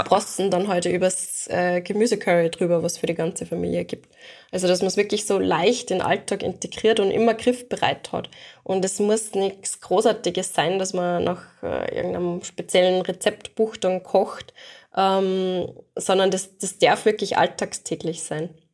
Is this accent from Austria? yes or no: yes; Austria; bei uns in Österreich